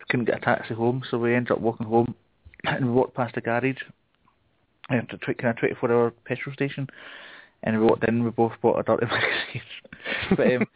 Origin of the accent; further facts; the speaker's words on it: Glasgow, Scotland, United Kingdom; accent: classic Glasgow accent; my Scottish accent's not too hard to understand